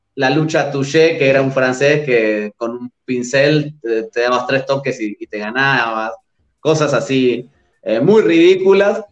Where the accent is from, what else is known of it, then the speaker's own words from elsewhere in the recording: Argentina; moved away; soy argentino